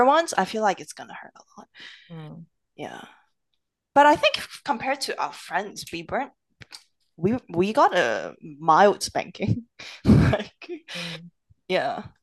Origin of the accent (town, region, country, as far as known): Edmonton, Alberta, Canada; moved away as an adult; also born or lived in Hong Kong